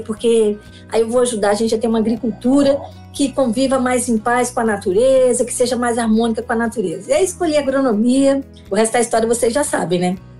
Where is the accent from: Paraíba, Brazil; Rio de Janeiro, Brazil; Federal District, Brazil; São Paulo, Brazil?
Federal District, Brazil; Brasília; eu sou aqui de Brasília, sou filha de é, lavradores. O pessoal saiu do Goiás, saiu da roça, veio para Brasília para ajudar na construção da capital. Eu nasci em 1966, sou candanga